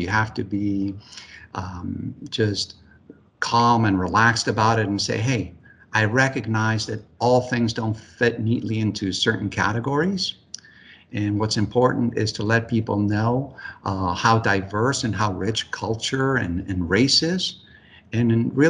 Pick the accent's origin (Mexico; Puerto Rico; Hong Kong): Puerto Rico; San Juan; moved away as an adult; now in United States; some of which I grew up with in San Juan, which is where I was born and spent the early part of my life. And by definition, I am a Puerto Rican. Now, what makes it interesting is that my father was from Spain. My mother's German.